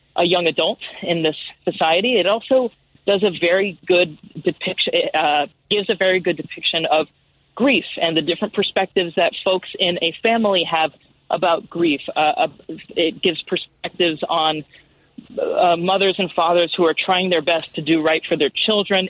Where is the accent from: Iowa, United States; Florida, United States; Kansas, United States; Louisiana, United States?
Florida, United States; Miami; moved away as an adult; also born or lived in Evanston, Illinois; now in Chicago, United States; I was raised actually in Miami, Florida